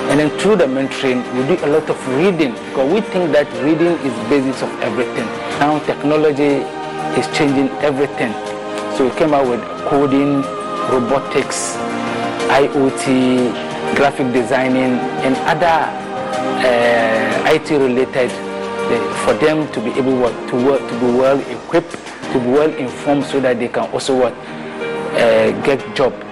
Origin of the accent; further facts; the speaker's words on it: Mamobi, Greater Accra, Ghana; Uh, actually, I grew up in Mamobi here specifically मैं Mamobi and I school here.